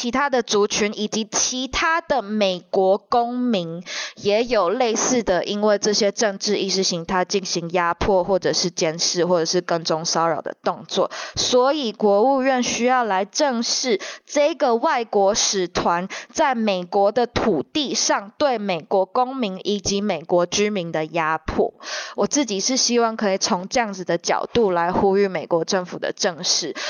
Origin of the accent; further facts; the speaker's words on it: Taiwan; 虽然我们自己像我们台湾人或台美人或关注中国人权的人